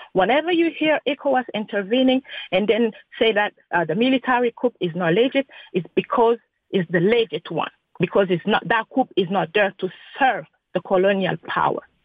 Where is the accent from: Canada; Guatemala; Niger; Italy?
Niger; I am from Niger itself.